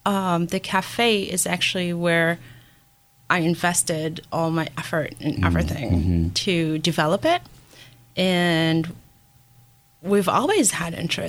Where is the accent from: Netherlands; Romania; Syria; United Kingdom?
Syria; now in United States; I'm from Syria. My parents actually immigrated in 1990.